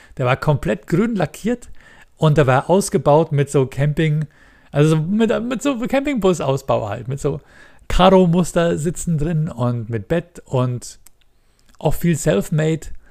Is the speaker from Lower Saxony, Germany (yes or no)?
no; Munich, Bavaria, Germany; ich bin in der Großstadt geboren, ich bin in München geboren